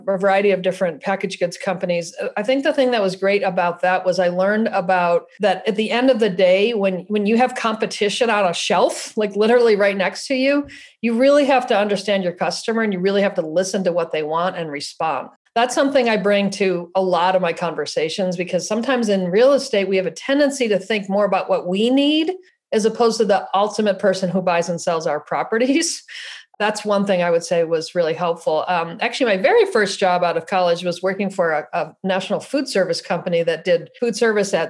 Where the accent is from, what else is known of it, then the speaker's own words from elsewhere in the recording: Buffalo, New York, United States; now in San Luis Obispo, United States; I was born in Buffalo, New York